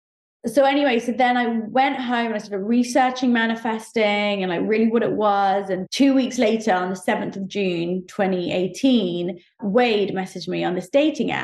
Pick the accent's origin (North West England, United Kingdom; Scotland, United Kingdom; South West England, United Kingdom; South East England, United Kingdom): South East England, United Kingdom; Oxford; also born or lived in Saudi Arabia; I grew up in Oxford in the UK